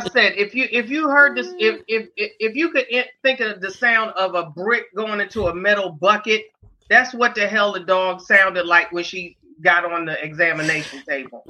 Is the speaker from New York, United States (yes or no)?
yes; New York City, New York, United States; growing up in Harlem